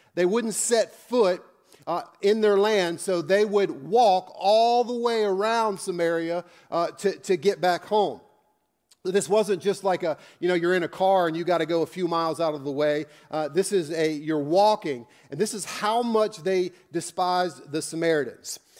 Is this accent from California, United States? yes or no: no; Northern Virginia, United States; I grew up in Northern Virginia